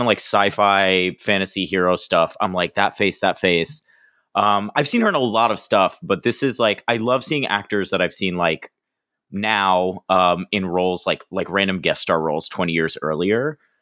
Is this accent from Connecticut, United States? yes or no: no; Florida, United States; now in New York, United States; from Florida where I grew up